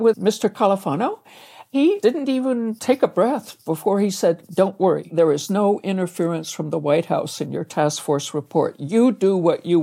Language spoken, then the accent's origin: English; Canada; now in United States; I was born in Canada